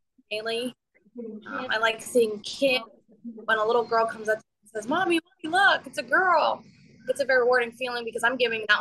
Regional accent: Luzerne County, Pennsylvania, United States; I'm from Luzerne County here in Pennsylvania

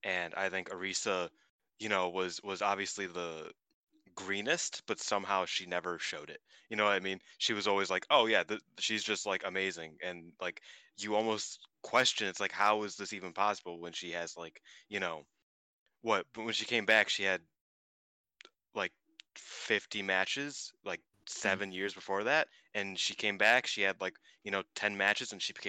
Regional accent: Ireland; It's America versus Ireland, even though I'm Irish.

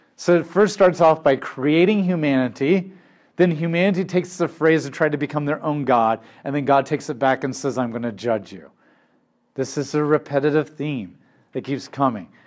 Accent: United States; My identity, I'm not an American first and foremost

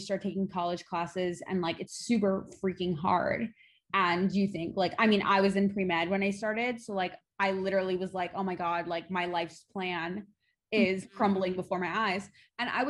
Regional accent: Long Island, New York, United States; now in New York City, United States; I'm originally from the New York tri-state area. I grew up on Long Island

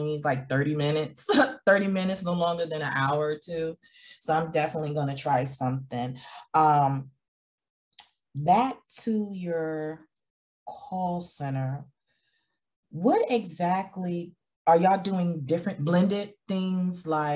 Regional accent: Georgia, United States; I'm from Georgia.

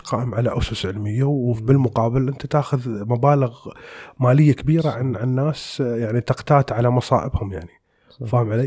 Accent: United Arab Emirates; احنا عندنا في الخليج يعني ما بنقول عندنا في الامارات ونقول بالخليج بشكل عام

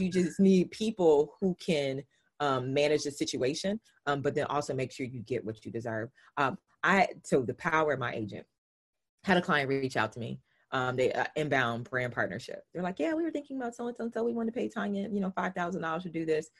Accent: the South, United States; I'm from the South. So I like I use language slightly different

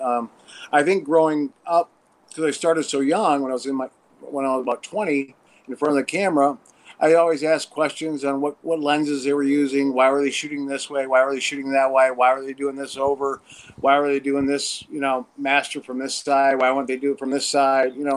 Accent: Watertown, New York, United States; now in Los Angeles, United States; originally upstate New York, Watertown, and then lived in the city for three years

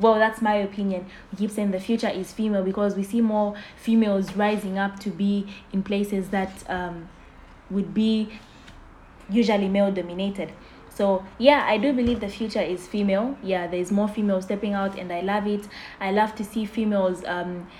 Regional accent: Zambia; I'm from Zambia

